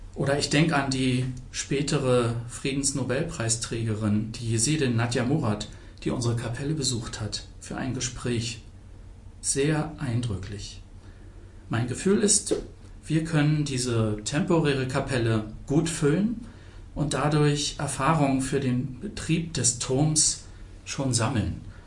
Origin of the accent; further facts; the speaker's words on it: Potsdam, Brandenburg, Germany; Ich bin 1968 in Potsdam geboren